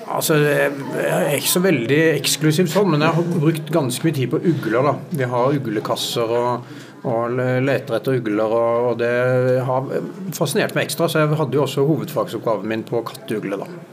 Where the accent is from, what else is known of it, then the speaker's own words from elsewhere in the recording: Sørlandet, Norway; jeg kommer fra Sørlandet og vokste opp eh, i stor grad ved sjøen